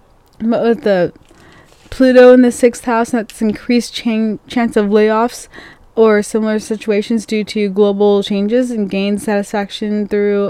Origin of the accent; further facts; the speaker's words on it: Longview, United States; moved away as an adult; my hometown